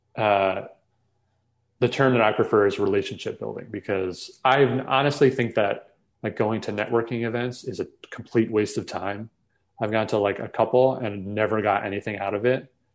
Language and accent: English; New York metro area, United States; I grew up in the New York metro area